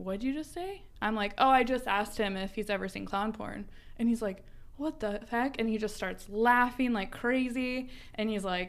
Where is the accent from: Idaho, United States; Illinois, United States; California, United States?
Idaho, United States; I grew up in Idaho